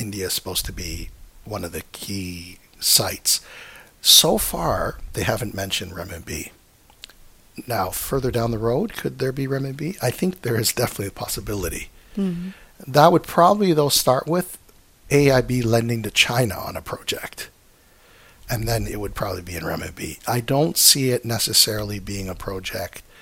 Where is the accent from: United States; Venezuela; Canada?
Canada; I come from Canada